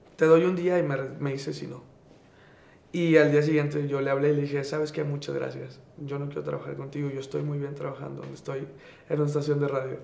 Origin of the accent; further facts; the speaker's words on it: Monterrey, Nuevo León, Mexico; Soy, soy regio, 100%, de Monterrey, Nuevo León. Nací en La Conchita, como la mitad de la ciudad.